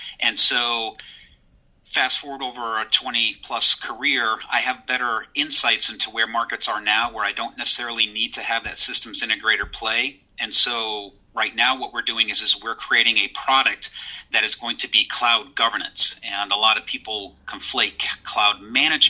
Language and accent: English; North Central Massachusetts, United States; I'm from North Central Massachusetts